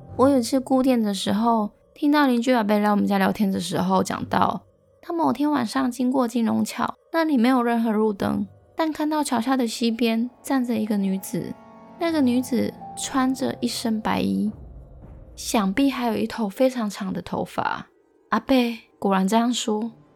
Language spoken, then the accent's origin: Chinese; Longshan Village, Chiayi County, Taiwan; 我老家的村庄叫了龙山村，而龙山村的一起跟房仔林大约有两百多户